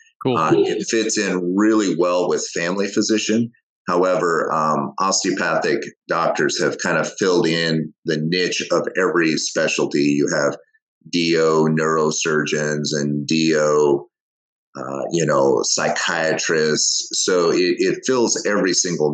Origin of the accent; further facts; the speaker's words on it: Wyoming, United States; growing up in Wyoming, my dad was a construction worker